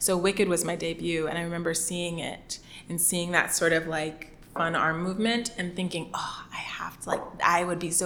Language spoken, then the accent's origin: English; Miami, Florida, United States; moved away; I'm originally from Miami, Florida